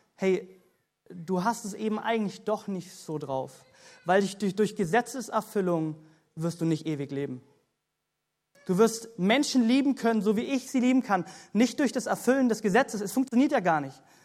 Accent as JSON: {"language": "German", "country": "Germany", "said": "wie als Deutsche, wie als solche Christen"}